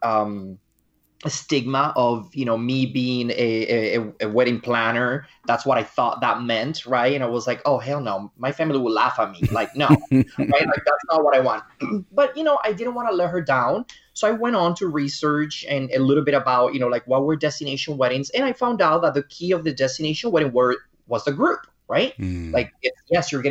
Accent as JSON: {"language": "English", "country": "Dominican Republic", "said": "my home country, which is the Dominican Republic."}